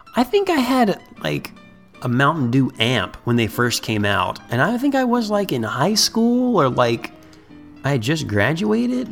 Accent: Cincinnati, Ohio, United States; we're from Ohio

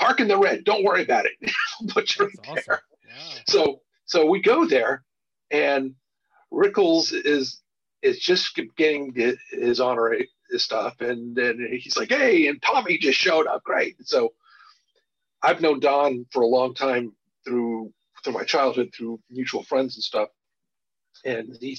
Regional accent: Beverly Hills, California, United States; I grew up in Beverly Hills.

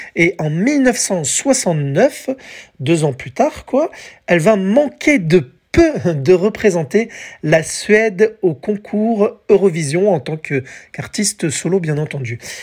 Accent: France; chez nous, en France

